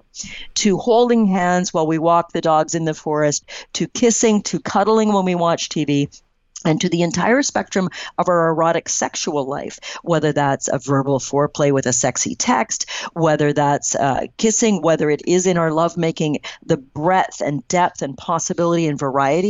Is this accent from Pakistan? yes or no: no; Canada; I'm Canadian